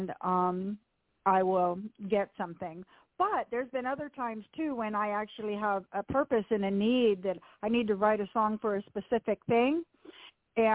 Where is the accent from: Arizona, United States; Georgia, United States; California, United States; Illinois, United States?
California, United States; Southern; I grew up in Southern California in a Christian home